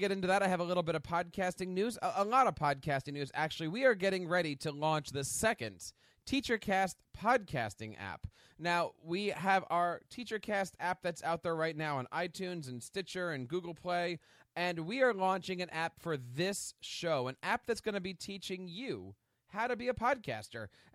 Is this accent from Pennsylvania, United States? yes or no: yes; Philadelphia, Pennsylvania, United States; my hometown of Philadelphia